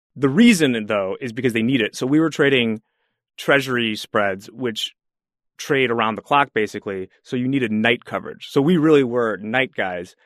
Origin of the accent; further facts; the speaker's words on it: Chicago, Illinois, United States; I was from the Chicago area